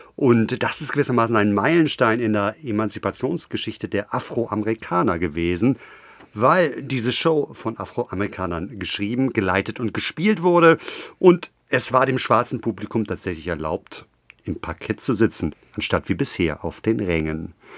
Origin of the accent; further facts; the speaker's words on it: Hamburg, Germany; in meiner Heimatstadt Hamburg